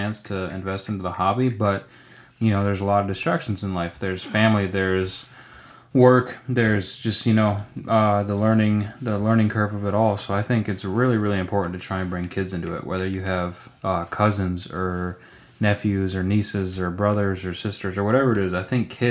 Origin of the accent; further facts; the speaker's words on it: New York, United States; moved away; from the age of five until, you know, I moved away from New York